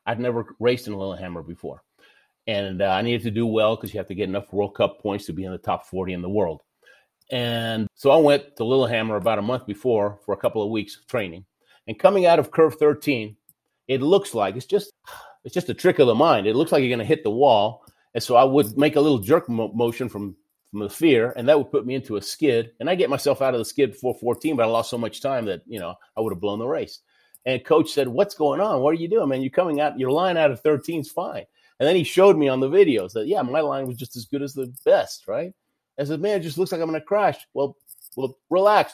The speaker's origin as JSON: {"language": "English", "town": "Houston", "region": "Texas", "country": "United States", "tie": "born or raised there", "also_born_or_lived": "Argentina", "said": "I lived in Houston, Texas most of my life. I was born in Argentina"}